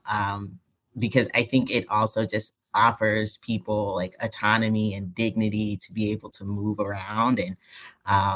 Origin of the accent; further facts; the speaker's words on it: the South, United States; moved away; I'm from the South